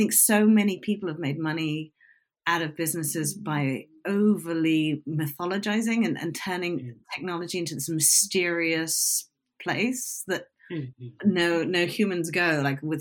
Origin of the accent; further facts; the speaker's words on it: United Kingdom; I'm British